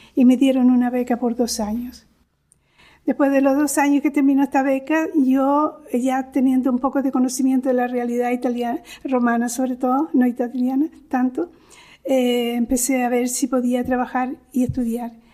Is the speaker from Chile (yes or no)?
yes; Chile; moved away as an adult; now in Rome, Italy; yo soy de origen chileno, tengo doble nacionalidad eh, chilena e, italiana. Después, eh, los primeros estudios yo los realicé en Chile